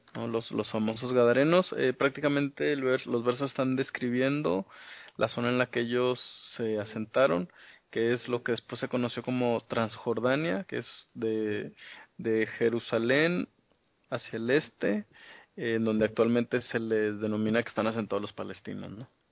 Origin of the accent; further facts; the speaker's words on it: Mexico; venimos de México.